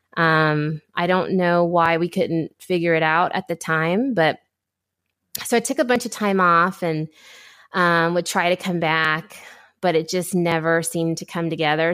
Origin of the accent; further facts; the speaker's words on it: Ohio, United States; grew up in Ohio